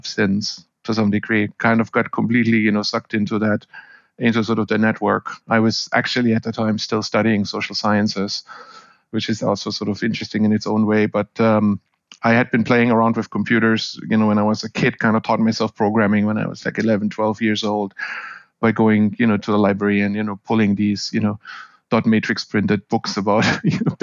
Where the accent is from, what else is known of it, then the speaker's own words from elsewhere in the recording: Germany; moved away as an adult; also born or lived in Seattle / Florida; now in United States; I am originally from Germany, grew up in Germany, went to school in Germany, went to university in Germany, and came over to the US for the first time as an intern in late 1998